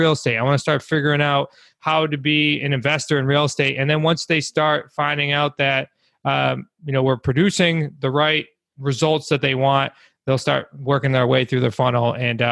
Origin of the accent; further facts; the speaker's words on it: Massachusetts, United States; We're from New England. I'm originally from Mass, along with my family as well.